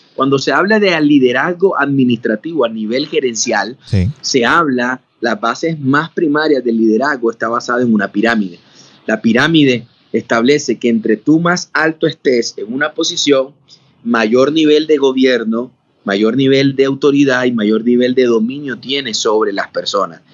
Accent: Barranquilla, Atlántico, Colombia; moved away as an adult; yo soy de la ciudad de Barranquilla, Colombia. Si allí, he vivido toda mi vida ahí

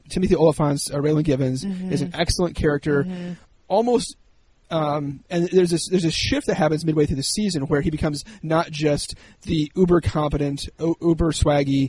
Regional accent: Ohio, United States; I'm from Ohio, but Ohio borders Kentucky

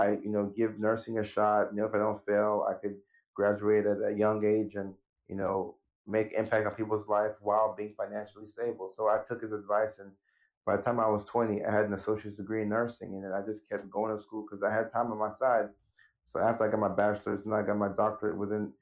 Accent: Nashville, Tennessee, United States; also born or lived in Ghana / Norway; the family moved in 1999 to Nashville, Tennessee.

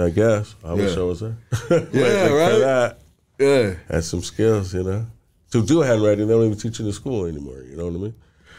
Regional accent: Los Angeles, California, United States; moved away; growing up in Northeast L.A.

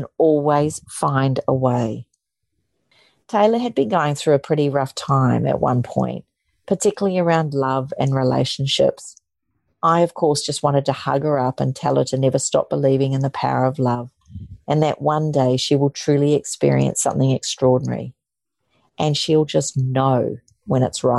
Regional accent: New Zealand; moved away; my roots of growing up in New Zealand

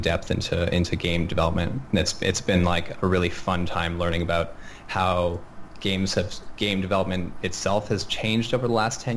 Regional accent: Montreal, Quebec, Canada; moved away; Montreal, actually, my hometown

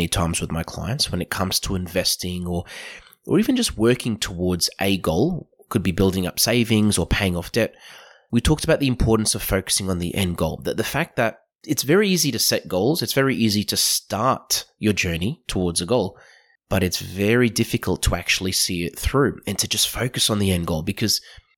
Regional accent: Australia

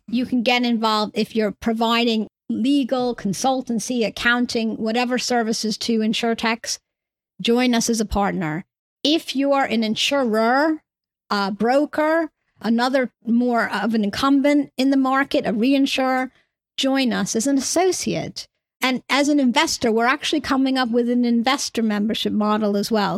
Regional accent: New York, United States; now in United Kingdom; I come from New York originally, hence my accent

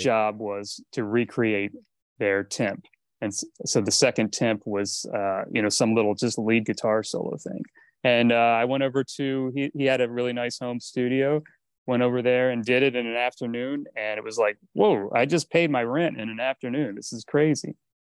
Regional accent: East Coast, United States; moved away as an adult; also born or lived in Miami; now in Los Angeles, United States; growing up on the East Coast

